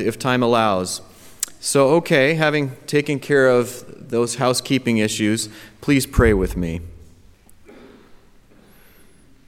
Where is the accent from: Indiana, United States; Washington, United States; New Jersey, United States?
Washington, United States; Seattle; moved away; my hometown, Seattle, Washington